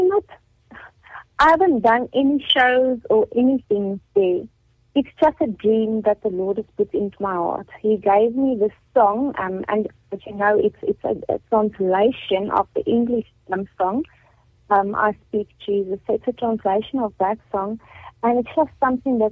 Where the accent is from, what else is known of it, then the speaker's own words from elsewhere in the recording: Carletonville, Gauteng, South Africa; I've been born and bred in Carltonville